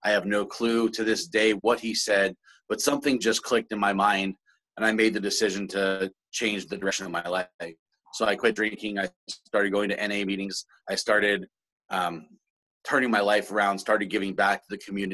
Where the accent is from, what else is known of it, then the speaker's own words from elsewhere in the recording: South Florida, United States; also born or lived in Brooklyn, New York; now in Vancouver, Washington, United States; I was born in Brooklyn, New York, and grew up in South Florida the majority of my life